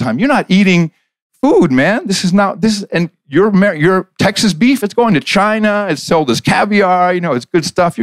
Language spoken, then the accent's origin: English; Netherlands; moved away; I grew up in the Netherlands